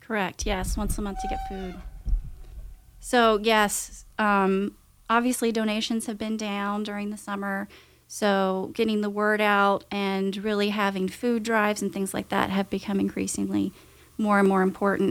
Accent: Winston-Salem, North Carolina, United States; I'm actually from the Winston area

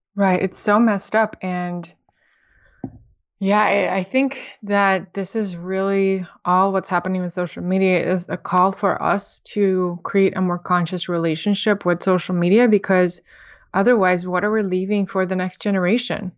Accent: Moscow, Russia; moved away; also born or lived in San Francisco; you're probably hearing accent, I'm from Russia, I grew up in Moscow.

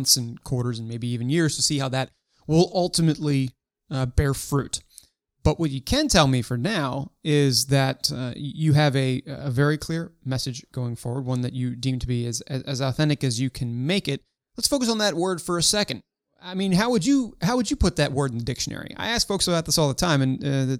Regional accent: Baltimore, Maryland, United States; I was born in the U.S. and raised in Baltimore, Maryland

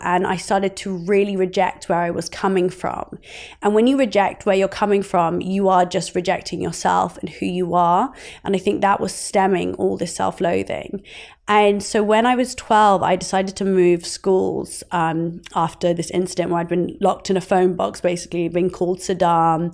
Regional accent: Oxford, South East England, United Kingdom; growing up in Oxford.

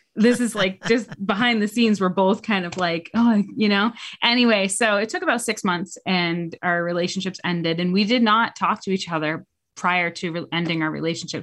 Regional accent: New Hampshire, United States; moved away as an adult; now in Charlotte, United States; I am a native New Englander. I'm from New Hampshire.

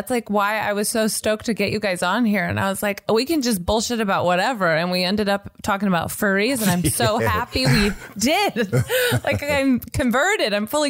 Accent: Nashville, Tennessee, United States; I am from Nashville, Tennessee

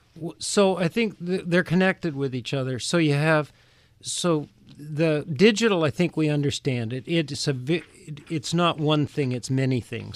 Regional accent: Canada; now in United States; I grew up in Canada

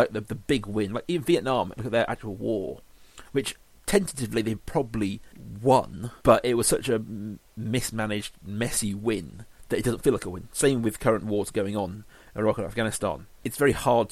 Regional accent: England, United Kingdom; being an Englishman

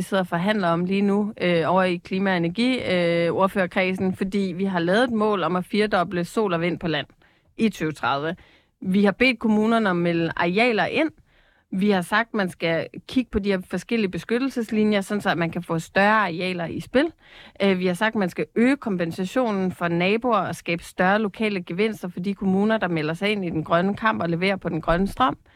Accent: Capital Region of Denmark, Denmark; Og jeg er selv fra Bornholm, hvor vi har været en fiskeriø uden lige

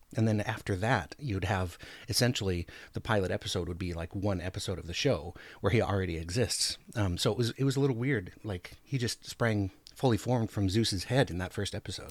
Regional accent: Anchorage, Alaska, United States; now in Oregon, United States; I grew up in Anchorage, Alaska

